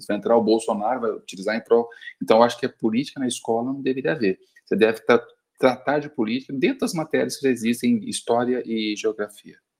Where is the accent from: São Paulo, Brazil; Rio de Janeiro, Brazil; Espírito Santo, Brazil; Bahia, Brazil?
São Paulo, Brazil; eu sou de São Paulo, aqui em São Paulo